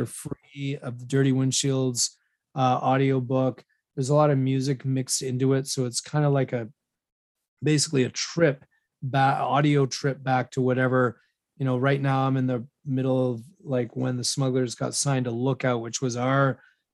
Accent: West Vancouver, British Columbia, Canada; my hometown of West Vancouver

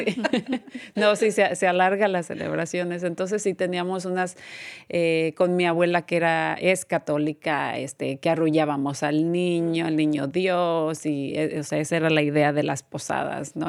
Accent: Mexico; moved away; yo también soy de México

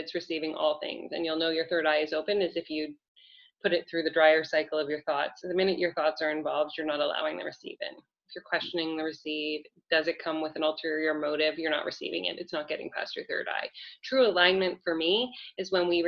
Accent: Canada; I'm Canadian

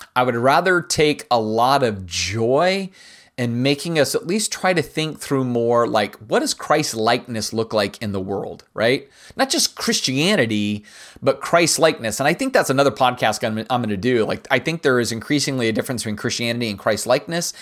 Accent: United States; It's the best part about being an American

